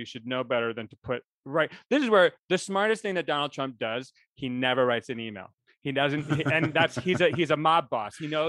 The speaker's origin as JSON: {"language": "English", "region": "New England", "country": "United States", "tie": "born or raised there", "said": "I'm from New England"}